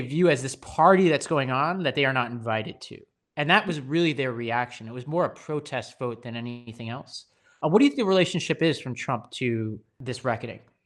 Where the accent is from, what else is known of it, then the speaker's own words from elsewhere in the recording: New York City, New York, United States; I grew up on Staten Island, New York